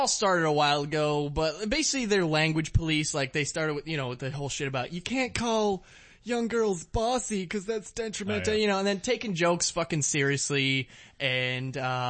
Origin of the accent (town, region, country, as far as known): Virginia, United States